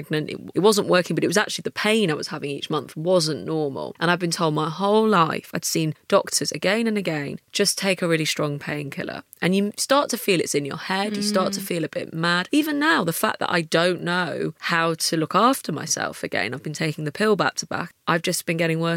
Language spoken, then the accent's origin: English; United Kingdom; being British